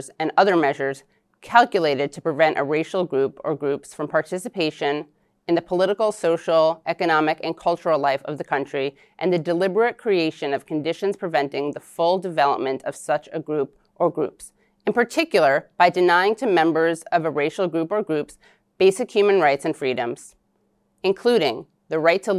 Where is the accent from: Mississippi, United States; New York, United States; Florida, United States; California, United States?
New York, United States; New York City; I was born in New York City. My great-grandparents and the family before them were from Eastern Europe.